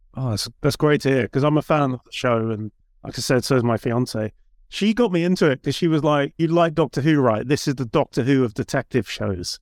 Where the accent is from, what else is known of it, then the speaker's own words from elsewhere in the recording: Surrey, South East England, United Kingdom; moved away; also born or lived in Hackney; I'm, I'm from Surrey, I grew up in Surrey